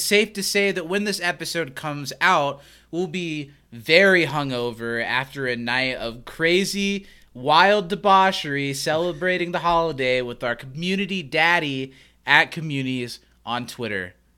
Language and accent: English; Anderson, Indiana, United States; we grew up in Anderson, Indiana, where I still live